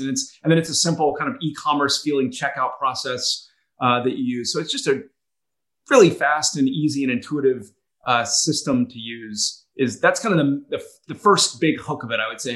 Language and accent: English; Atlanta, Georgia, United States; also born or lived in North Carolina / Boston; now in Charleston, United States; I, actually went to college in uh, in North Carolina and grew up in Atlanta